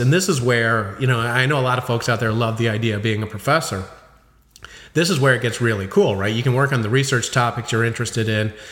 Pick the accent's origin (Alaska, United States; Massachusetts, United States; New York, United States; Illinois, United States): Illinois, United States; Chicago; I grew up in Chicago